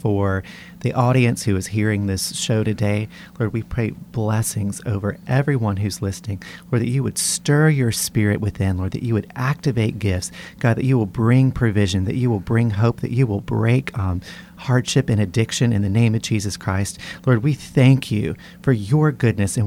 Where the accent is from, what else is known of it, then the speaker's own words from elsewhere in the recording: Western North Carolina, United States; moved away as an adult; now in Baton Rouge, United States; I grew up in Western North Carolina in a Baptist family